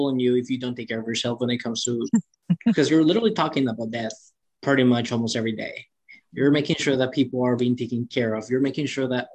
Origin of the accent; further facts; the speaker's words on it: Cancun, Quintana Roo, Mexico; now in United States; I'm actually born in Mexico, right? I'm from Cancun, Mexico, which everyone loves it because it's Cancun. I know, it's the beach and everything. However, I was raised in the poor side